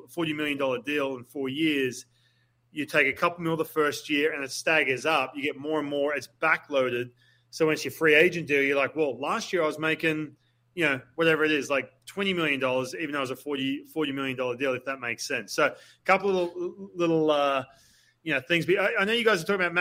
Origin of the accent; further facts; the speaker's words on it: Australia; moved away; I'm Australian, right? So I go back to Australia